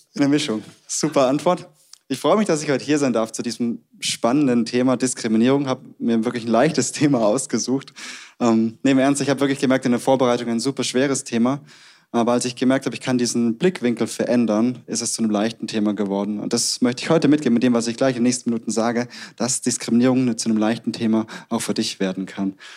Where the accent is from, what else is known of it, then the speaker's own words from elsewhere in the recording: Stuttgart, Baden-Württemberg, Germany; accent: Swabian; moved away as an adult; also born or lived in Tübingen; now in Munich, Germany; wir kommen beide aus dem Ländle, aus Sturgart